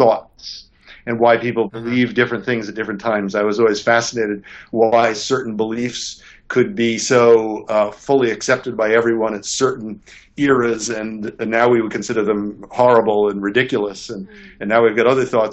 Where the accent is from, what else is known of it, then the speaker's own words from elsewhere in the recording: New York City, New York, United States; I grew up in New York City